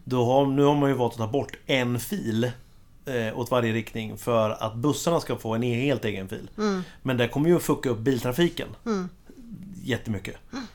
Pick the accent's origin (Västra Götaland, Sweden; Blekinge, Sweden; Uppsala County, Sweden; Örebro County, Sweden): Örebro County, Sweden; Kumla; moved away; hemma i Kumla